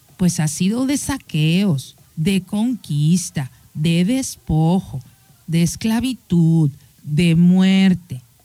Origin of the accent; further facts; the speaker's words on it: Mexico; tú y yo como mexicanos